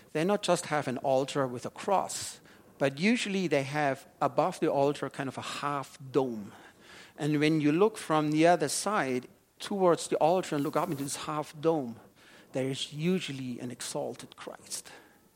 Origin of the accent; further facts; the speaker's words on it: Germany; moved away; I have been growing up in a wine-growing region in Germany